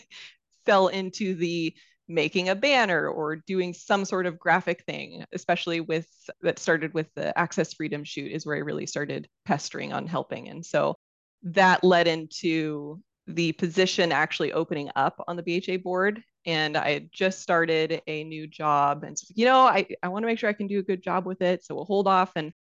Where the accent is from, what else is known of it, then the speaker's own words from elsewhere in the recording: Washington, United States; I grew up in Washington State.